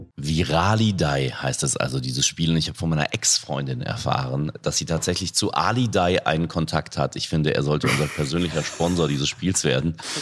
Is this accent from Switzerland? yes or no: no; North Rhine-Westphalia, Germany; ich komme aus NRW